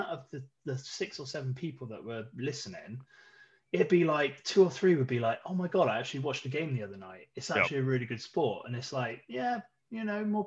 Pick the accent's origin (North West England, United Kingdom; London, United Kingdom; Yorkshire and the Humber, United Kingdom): London, United Kingdom; I come from London.